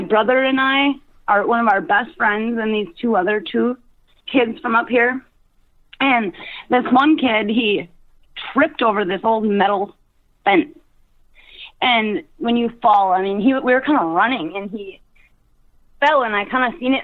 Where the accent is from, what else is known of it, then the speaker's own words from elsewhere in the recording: Brimson, Minnesota, United States; it was 1997, what would make me 12 years old, and Brimson, Minnesota.